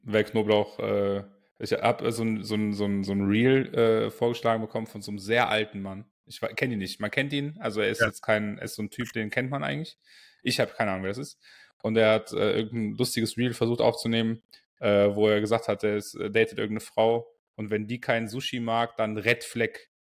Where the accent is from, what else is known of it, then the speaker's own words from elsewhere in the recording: Aachen, North Rhine-Westphalia, Germany; ich als Aachener, Uraachener